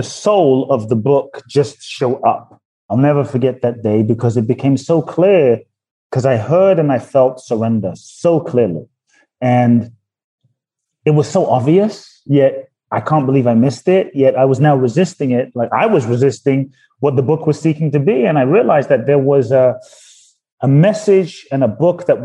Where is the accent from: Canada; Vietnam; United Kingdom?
United Kingdom; London; born or raised there; also born or lived in Ghana